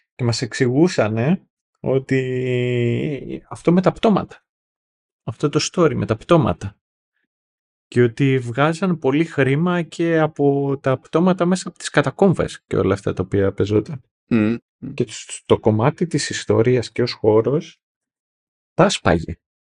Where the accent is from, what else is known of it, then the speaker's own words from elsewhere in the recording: Greece; εμείς Greece